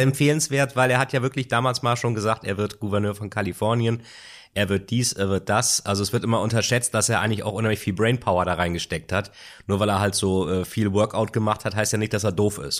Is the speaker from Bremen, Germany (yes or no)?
yes; Bremen, Germany; also born or lived in Lilienthal; Meine Heimat Bremen. Bremen und Lilienthal.